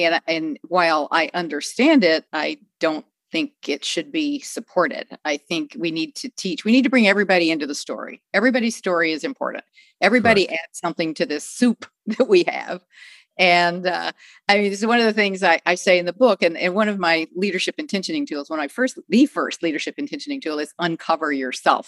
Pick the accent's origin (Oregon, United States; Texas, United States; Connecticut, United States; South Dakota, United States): Texas, United States; I grew up as in one of the, sometimes the only, sometimes one of a very few Jewish families in little Texas towns